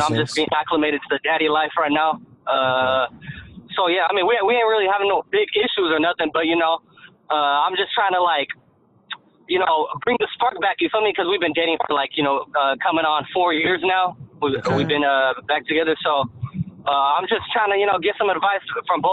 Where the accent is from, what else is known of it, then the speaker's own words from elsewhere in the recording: Seattle, Washington, United States; I'm from Seattle, Washington